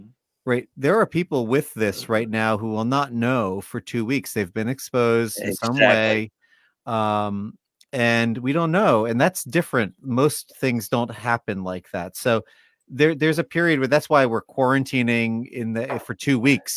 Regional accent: New York, United States; moved away; I lived in New York for most of my life

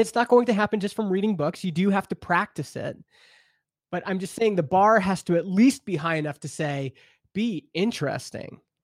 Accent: Canada; I grew up in Canada, we have C B C, which is our public radio

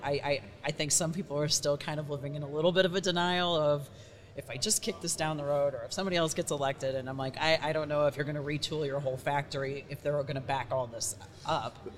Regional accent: St. Louis, Missouri, United States; moved away as an adult; also born or lived in New York; came back to my hometown of St. Louis.

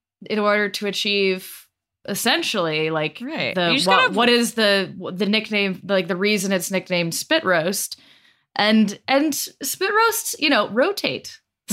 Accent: Denver, Colorado, United States; Westword, which is my hometown newspaper

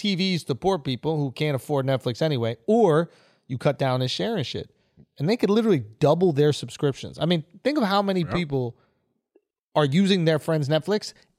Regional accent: New York, United States; we're from New York

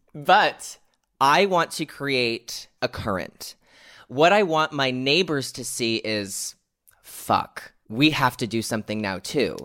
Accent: United States; here in America, my home country

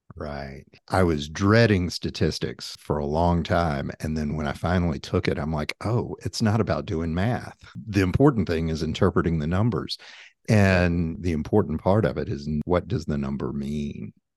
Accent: Tennessee, United States; One is from my home state, which is Tennessee.

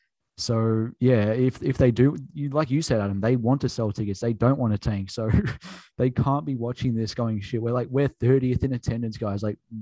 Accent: Australia; we're all from Australia.

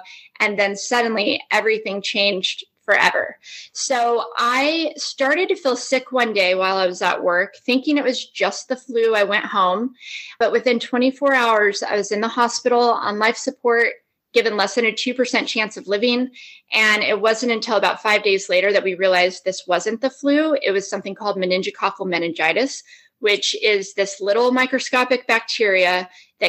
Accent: Las Vegas, Nevada, United States; I grew up in Las Vegas

